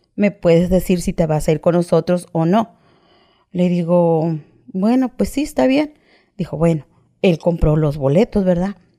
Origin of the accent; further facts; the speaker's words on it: Coatzacoalcos, Veracruz, Mexico; Yo soy de Coaxacualcos, Veracruz